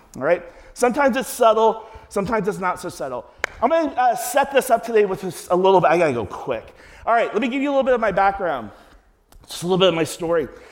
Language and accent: English; Cincinnati, Ohio, United States; I'm from Cincinnati.